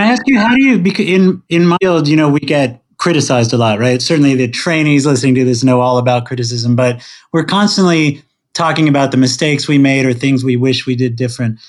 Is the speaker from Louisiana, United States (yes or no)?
no; Princeton, New Jersey, United States; born or raised there